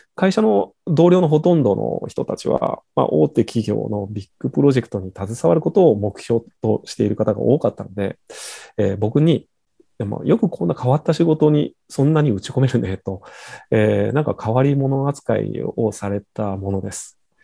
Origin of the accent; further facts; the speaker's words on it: Masuda, Shimane, Japan; moved away as an adult; now in Tokyo, Japan; 私は生まれ育ちは島根県益田市の津田町というところで、えー、小さな海岸と小さな港町に生まれ育ちました